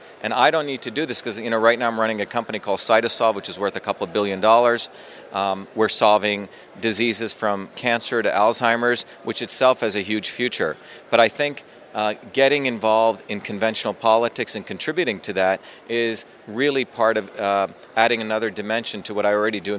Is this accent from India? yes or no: yes; India; now in United States; You know, I came from India with nothing, went through the public school systems where I invented the first email system as a 14-year-old kid